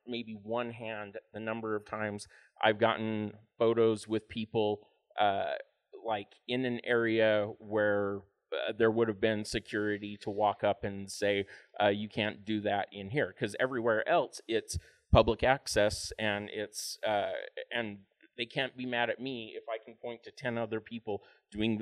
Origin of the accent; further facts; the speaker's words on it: Utah, United States; also born or lived in Los Angeles; I'm from Utah